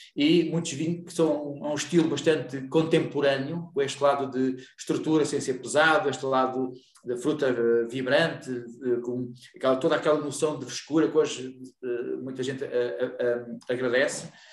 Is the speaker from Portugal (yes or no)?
yes; Ponte de Lima, Norte, Portugal; eu sou de Ponte Lima e eu, eu cresci a beber uh, os tintos Loureiros